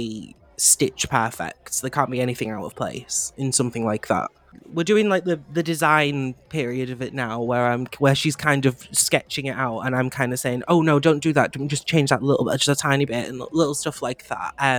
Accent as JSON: {"language": "English", "town": "Manchester", "region": "North West England", "country": "United Kingdom", "said": "I'm from Manchester"}